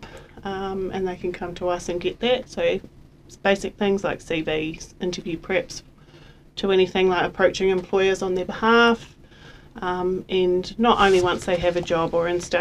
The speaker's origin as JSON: {"language": "English", "country": "Australia", "also_born_or_lived": "New Zealand", "moved": "yes", "lives_now": "Invercargill, New Zealand", "said": "I'm originally from Australia, but I've been in New Zealand for quite a long time now."}